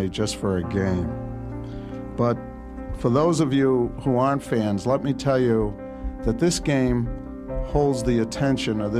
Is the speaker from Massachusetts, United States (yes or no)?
yes; Boston, Massachusetts, United States; this is my hometown